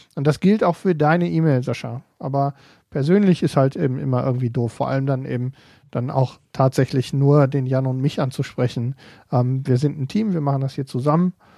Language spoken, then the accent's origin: German; Ruhr area, North Rhine-Westphalia, Germany; hier bei uns im Ruhrgebiet